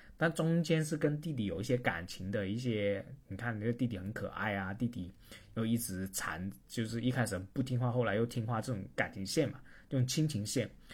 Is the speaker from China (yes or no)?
yes; Chaozhou, Guangdong, China; now in Shenzhen, China; 我是潮州人嘛，我潮州人更加不是了